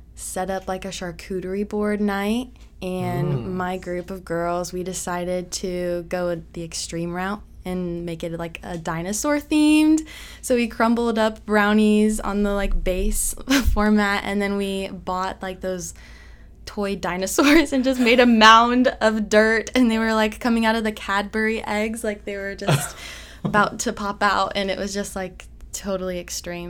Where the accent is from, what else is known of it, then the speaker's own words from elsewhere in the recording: Madrid, Iowa, United States; I grew up in Madrid.